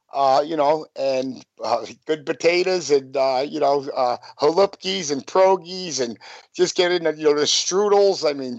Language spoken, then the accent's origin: English; Whitehall, Pennsylvania, United States; I'm from Stiles, but it's still called, the whole section's called Whitehall